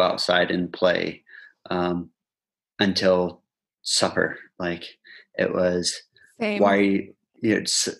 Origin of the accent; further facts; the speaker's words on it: Indiana, United States; moved away as an adult; now in Rhondda, United Kingdom; I'm from Indiana